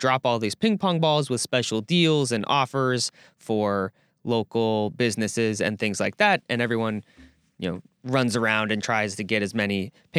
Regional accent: Wisconsin, United States; Yeah, I mean, growing up in Door County, and you know, Fall Fest in middle school and high school was definitely a big deal.

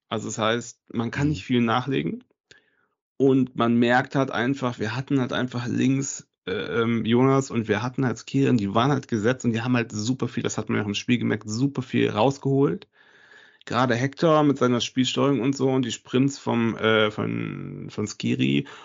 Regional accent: Osnabrück, Lower Saxony, Germany; ich komme zum Glück aus Osnabrück oder so heißt das.

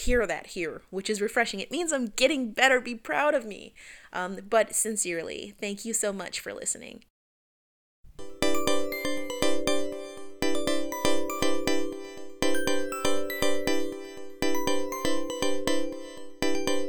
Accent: West Palm Beach, Florida, United States; now in Jacksonville, United States; I'm originally from West Palm

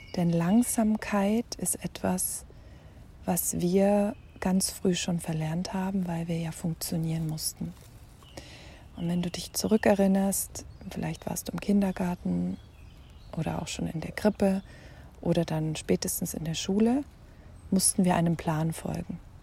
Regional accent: Germany; hier bei uns in Deutschland oder in Europa

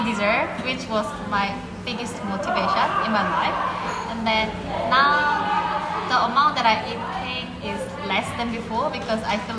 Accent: South Korea; also born or lived in London; I'm uh, from Korea.

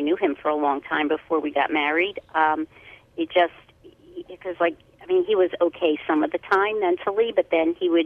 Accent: Philadelphia, Pennsylvania, United States; I'm from Philadelphia

